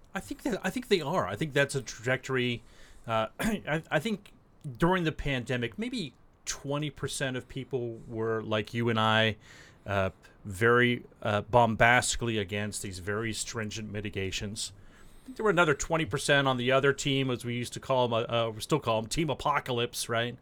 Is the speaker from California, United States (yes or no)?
yes; San Diego, California, United States; also born or lived in Washington, D.C.; I'm from San Diego